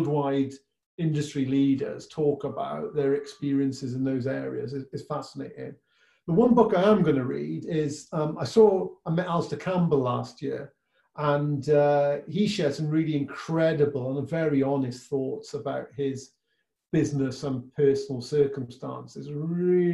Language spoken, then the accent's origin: English; Welsh, Wales, United Kingdom; being Welsh